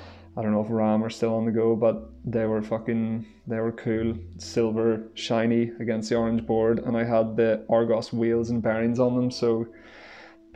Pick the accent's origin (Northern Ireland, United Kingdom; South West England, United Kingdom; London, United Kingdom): Northern Ireland, United Kingdom; Belfast; now in Sligo, Ireland; I'm currently based in Sligo, but from Belfast